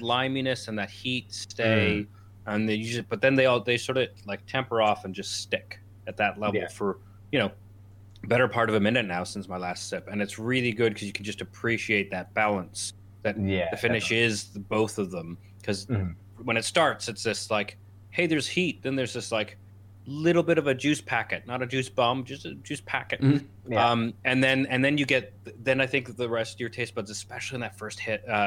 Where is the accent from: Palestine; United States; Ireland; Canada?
Canada; moved away; I grew up in Canada where microbrewing was a thing